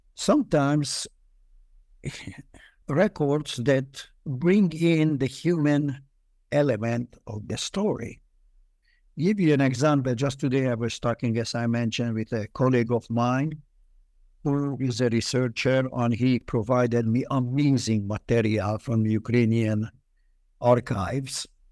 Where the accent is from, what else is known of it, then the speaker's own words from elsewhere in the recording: Budapest, Hungary; also born or lived in Israel; now in United States; I was born in Budapest during the war. Um, eh, Budapest had, at that time, twenty-two districts, and we lived in the toughest districts